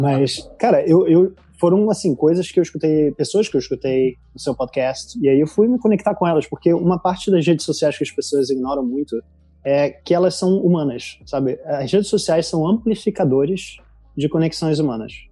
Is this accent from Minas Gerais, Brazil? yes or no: no; Rio de Janeiro, Brazil; accent: carioca; moved away as an adult; also born or lived in Italy / Portugal; now in London, United Kingdom; eu diria que eu não sou estereotipo carioca, mas o meu sotaque é muito forte. E sim, eu sou do Rio